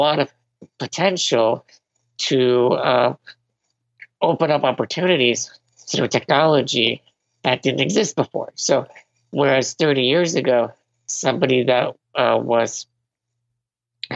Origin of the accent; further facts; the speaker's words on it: Venezuela; I was born in Venezuela